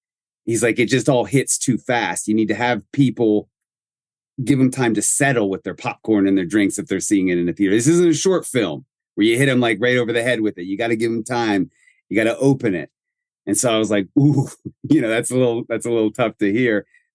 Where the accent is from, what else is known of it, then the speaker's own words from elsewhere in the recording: Greenville, Pennsylvania, United States; the small town is the town where I was raised in Western Pennsylvania. So it's very near and dear to me.